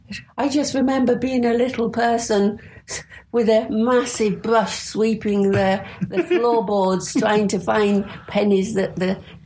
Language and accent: English; Wakefield, Yorkshire and the Humber, United Kingdom; also born or lived in Knottingley; now in Hull, United Kingdom; I was born in Wakefield in West Yorkshire.